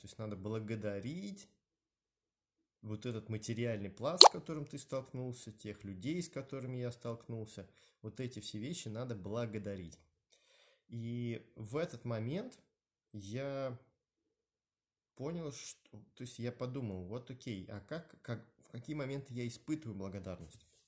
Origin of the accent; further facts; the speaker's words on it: Moscow, Russia; я родился, да, в э, Москве, в районе Новогиреева, Э, в 70-м роддоме